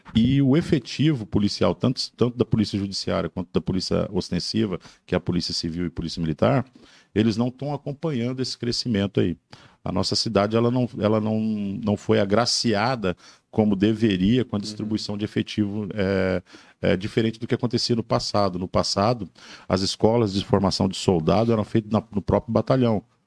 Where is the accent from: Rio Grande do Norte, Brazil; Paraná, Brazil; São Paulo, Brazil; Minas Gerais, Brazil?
Minas Gerais, Brazil; Belo Horizonte; now in Joinville, Brazil; Sou de Belo Horizonte, Minas Gerais.